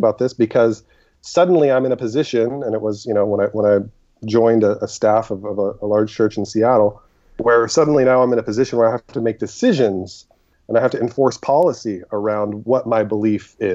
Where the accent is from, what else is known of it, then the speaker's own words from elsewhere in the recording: Egypt; moved away; I was born in Egypt